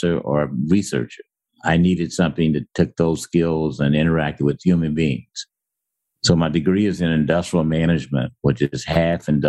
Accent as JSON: {"language": "English", "town": "Centralia", "region": "Illinois", "country": "United States", "tie": "born or raised there", "also_born_or_lived": "Ohio", "moved": "as an adult", "said": "I was raised in Centralia, Illinois"}